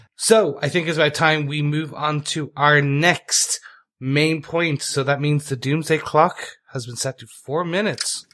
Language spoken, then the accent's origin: English; Ireland; being Irish